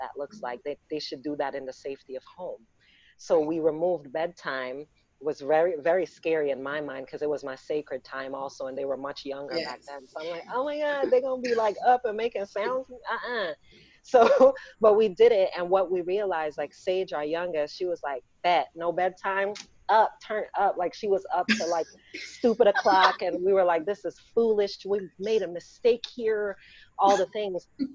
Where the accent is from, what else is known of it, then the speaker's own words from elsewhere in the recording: Jamaica; we're Black and we're Jamaican